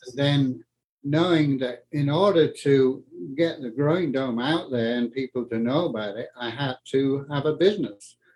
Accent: Yorkshire and the Humber, United Kingdom; moved away as an adult; also born or lived in north of Scotland; now in Colorado, United States; I grew up in England uh, in the war

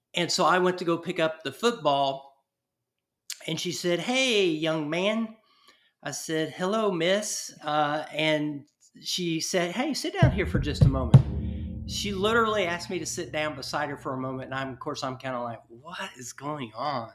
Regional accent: East Texas, United States; my little small town that I grew up in East Texas

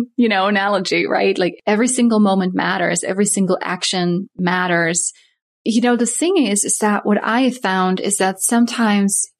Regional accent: Netherlands; also born or lived in Saskatoon area, Saskatchewan, Canada; now in Saskatoon, Canada; I'm from Holland, so moved

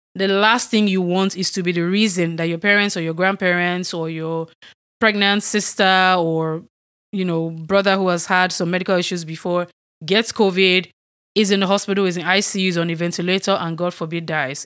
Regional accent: Nigeria; moved away; I'm from Nigeria

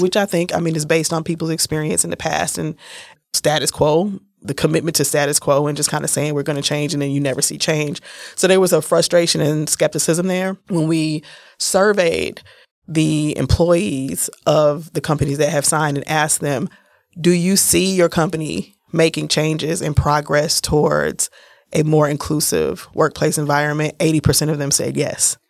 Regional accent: Milwaukee, Wisconsin, United States; accent: a little bit country; also born or lived in San Francisco; I'm from Milwaukee. I'm a Milwaukee native. I was born in San Francisco, but I've been here since I was six weeks old

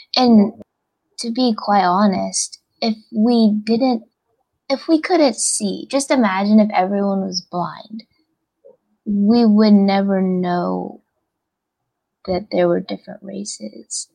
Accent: United States; we're from America like we're Americans too

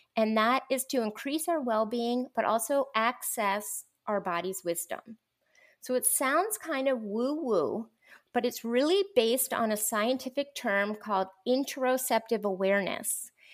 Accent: Lancaster, Pennsylvania, United States; moved away as an adult; also born or lived in Minneapolis / Boston / Atlanta; now in Dallas, United States; I was born and raised in Lancaster, Pennsylvania

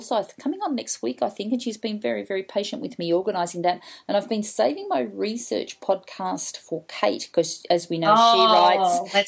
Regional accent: Australia; a lot of us here as Australian writers

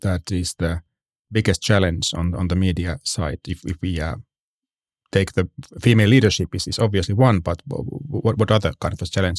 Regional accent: Finland; I come from Finland

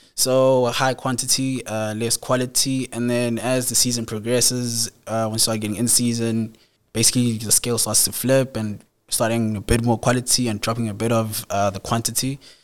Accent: Ladysmith, KwaZulu-Natal, South Africa; I'm basically from Ladysmith, so I went to school, Wyman Primary School, like a local school there.

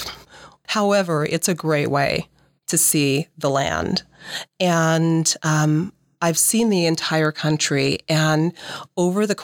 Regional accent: Omaha, Nebraska, United States; moved away as an adult; also born or lived in Seattle, Washington; I'm from Nebraska. I grew up here in Nebraska

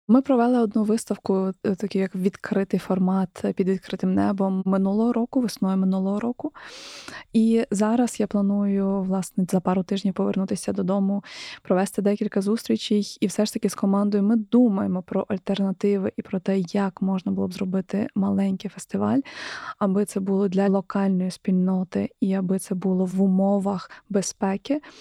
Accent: Ukraine; я з України

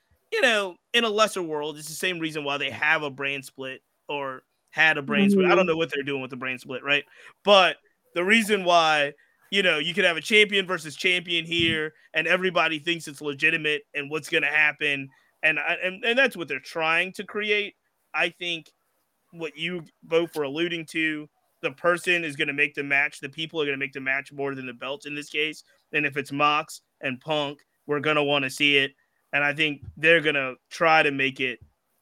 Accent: Virginia, United States; I grew up here in Virginia

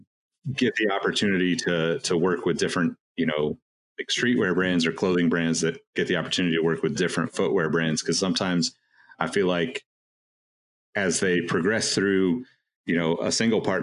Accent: Sacramento, California, United States; We're both from Sacramento

